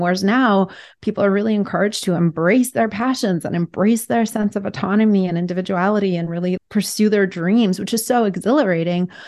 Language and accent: English; Russia; now in United States; growing up in Russia at first, which was an oppressive kind of regime, and then coming to America